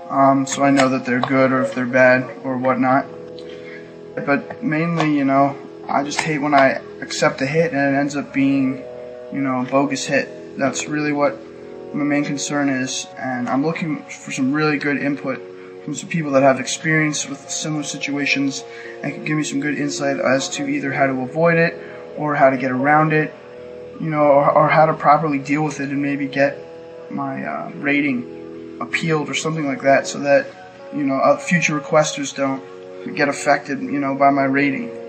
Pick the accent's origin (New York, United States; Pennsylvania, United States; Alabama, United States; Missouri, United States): New York, United States; I'm from New York.